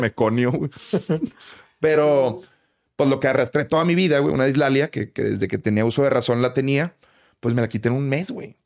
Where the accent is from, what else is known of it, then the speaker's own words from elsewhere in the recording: Monterrey, Nuevo León, Mexico; Nuevo León, carnal, que es de donde soy, de Monterrey.